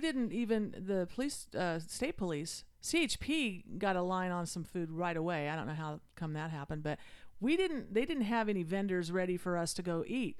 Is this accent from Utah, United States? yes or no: yes; Utah, United States; moved away; I grew up in Utah